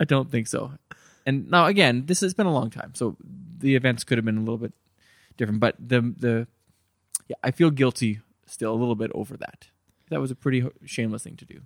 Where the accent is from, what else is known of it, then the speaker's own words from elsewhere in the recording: Terrace, British Columbia, Canada; moved away; I grew up in Terrace, B C